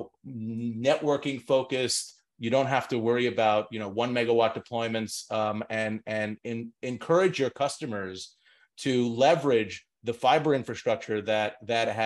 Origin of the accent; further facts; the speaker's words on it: New York City, New York, United States; moved away as an adult; now in New Jersey, United States; I'm a New Yorker through and through